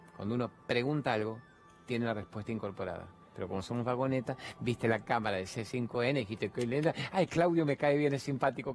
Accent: Venezuela; moved away as an adult; yo soy una venezolana que tengo ya casi

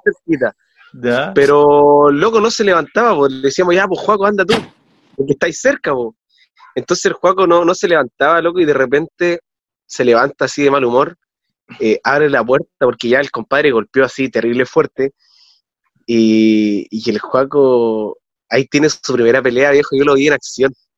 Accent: Calama, Antofagasta, Chile; now in Coquimbo, Chile; nací acá en esta ciudad, pero me crié toda mi vida en Calama

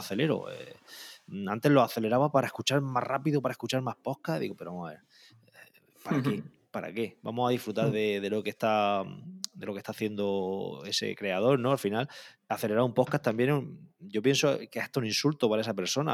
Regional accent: Calasparra, Region of Murcia, Spain; also born or lived in Granada; now in Caravaca de la Cruz, Spain; soy de soy de Calasparra, de un pueblo del noroeste de Murcia, pero vivo en Caravaca, que está muy cerquita

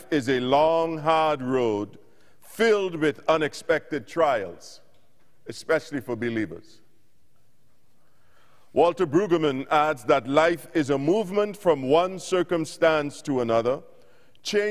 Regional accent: Bahamas; moved away; I'm from the Bahamas originally and moved away in early 90s

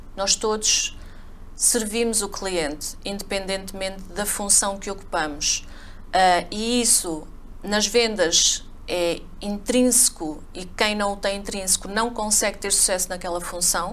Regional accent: a village near Covilhã, interior of Portugal, Centro, Portugal; moved away as an adult; also born or lived in Coimbra / England; Eu sou do interior de Portugal, da Covilhã, uma aldeiazinha lá perto

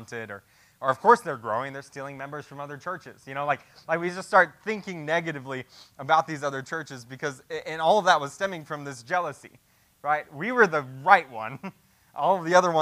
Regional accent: the Bible Belt, United States; growing up in the Bible Belt

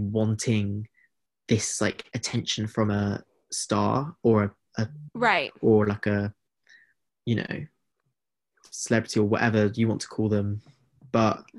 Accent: United Kingdom; being British

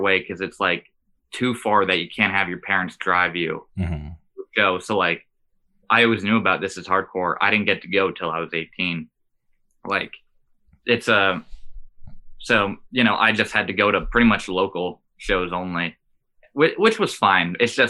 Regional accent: Bethlehem, Pennsylvania, United States; moved away as an adult; also born or lived in Delaware County, Pennsylvania; Yeah, so I'm from Bethlehem, Allentown, Lehigh Valley area, that's about an hour and a half north of Philadelphia. It's interesting because it's like a small city, but we have like our own hardcore scene and history and stuff like that.

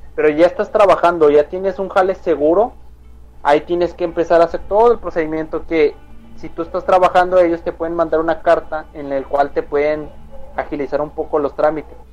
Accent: Mexico

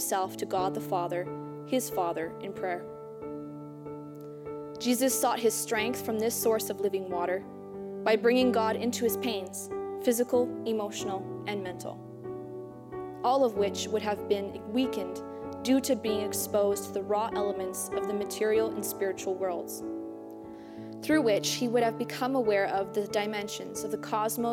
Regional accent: St. Denis, Saskatchewan, Canada; I am from St. Denis, Saskatchewan, and I am a second-year student here at St. Therese

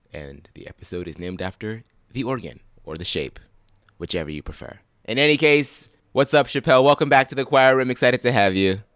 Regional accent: Pittsburgh, Pennsylvania, United States; I'm from Pittsburgh

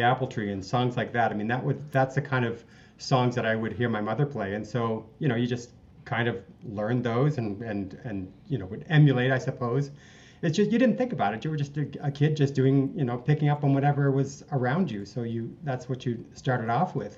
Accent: Dartmouth, Nova Scotia, Canada; now in Calgary, Canada; growing up in Nova Scotia. I always say Halifax to people, but I'm really from Dartmouth across the harbor

